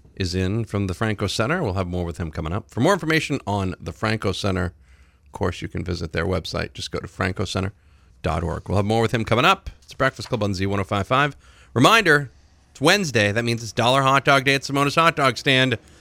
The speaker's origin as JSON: {"language": "English", "area": "Oxford County", "region": "Maine", "country": "United States", "tie": "born or raised there", "said": "I grew up in Oxford County"}